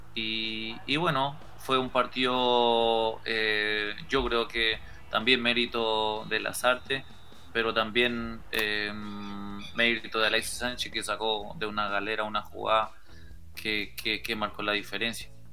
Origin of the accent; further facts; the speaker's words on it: Paraguay; yo hablando como paraguayo